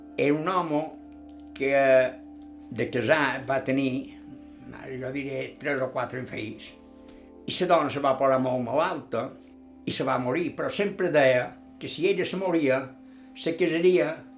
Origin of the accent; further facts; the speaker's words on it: Palma, Balearic Islands, Spain; also born or lived in Can Pastilla; vaig estar allà poc temps i llavors vaig venir cap aquí